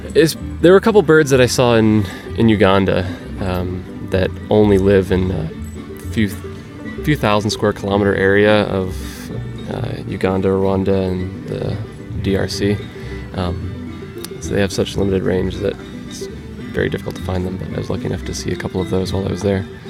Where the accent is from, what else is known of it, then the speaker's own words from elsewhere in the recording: Pennsylvania, United States; I'm from Pennsylvania